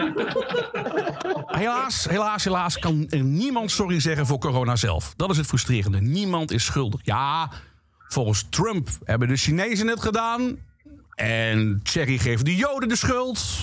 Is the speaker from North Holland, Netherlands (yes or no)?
no; Limburg, Netherlands; Dus ik ben geboren en getogen in Limburg, de provincie van lekker eten en lekker drinken. Dat hoor je niet misschien